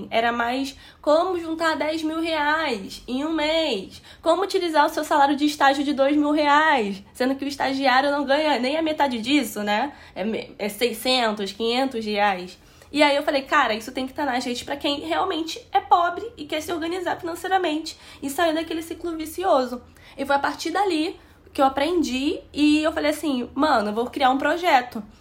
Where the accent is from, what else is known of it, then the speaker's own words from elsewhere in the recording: Nova Iguaçu, Rio de Janeiro, Brazil; Eu sou de Nova Iguaçu, na Baixada Fluminense, no estado do Rio de Janeiro, e sou formando em administração